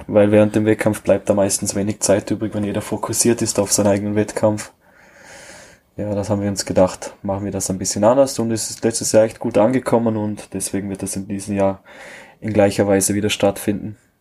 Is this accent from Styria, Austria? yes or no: no; Vorarlberg, Austria; bei uns in Österreich